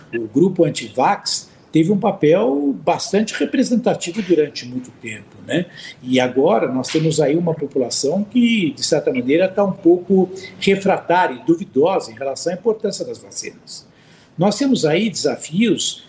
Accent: Brazil; enquanto brasileiro

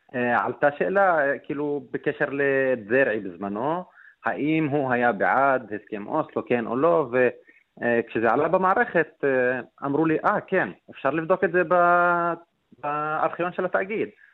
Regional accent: Nazareth, Northern District, Israel; אני מנצרת

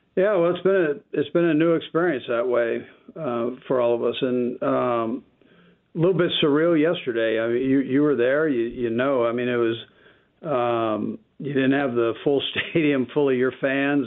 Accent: California, United States; now in Kansas City, United States; I'm from California

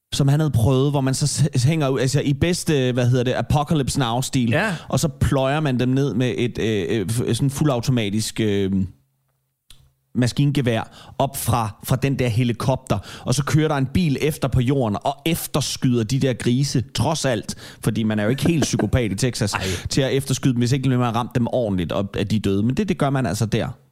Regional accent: Denmark

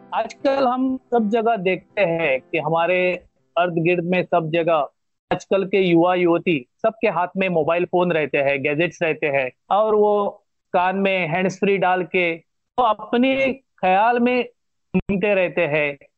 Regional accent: Goa, India; first language Konkani; Hindi is a second language; मेरा गांव मेरा गोवा और मेरी मातृभाषा मातृभूमि

